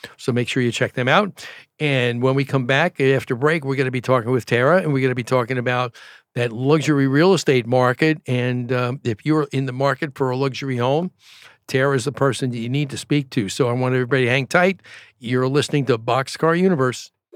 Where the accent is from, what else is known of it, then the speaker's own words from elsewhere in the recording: New York, United States; now in Arizona, United States; I grew up in New York